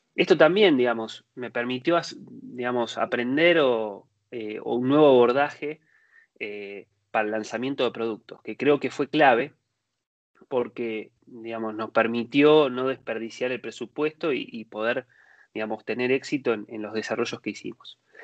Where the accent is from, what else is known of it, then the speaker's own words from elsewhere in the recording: Argentina; moved away as an adult; now in Spain; yo soy nacido en Argentina, ahora estoy viviendo hace unos años en, España